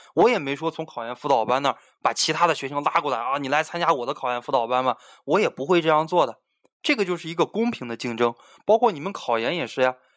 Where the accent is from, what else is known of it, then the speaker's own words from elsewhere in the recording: Beijing, China; moved away; also born or lived in Hunan; 我是外省的，我家是北京的